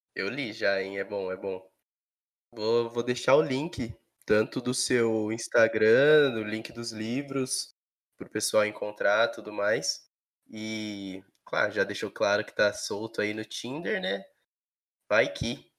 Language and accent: Portuguese; São Paulo, Brazil; eu sempre morei em São Paulo, é, estado